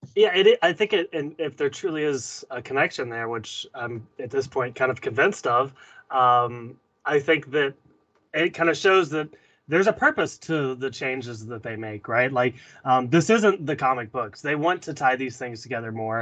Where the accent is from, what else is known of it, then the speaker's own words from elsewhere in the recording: the South, United States; I'm from the South